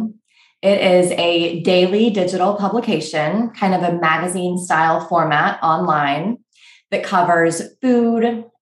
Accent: Texas, United States; moved away as an adult; also born or lived in Missouri / New York; now in Austin, United States; I'm from Texas, and I really missed the warmth and the casual nature of just the people in Texas

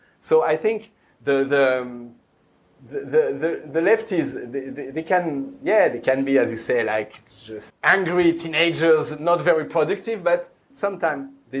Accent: France; moved away

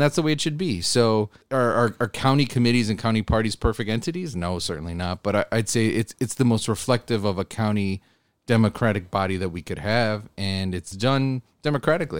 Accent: Buffalo, New York, United States; I was from Buffalo

